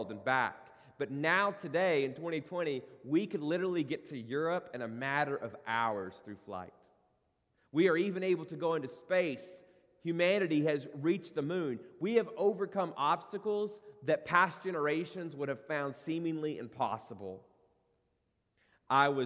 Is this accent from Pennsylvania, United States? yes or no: no; Corbin, Kentucky, United States; moved away; my hometown of Corbin, Kentucky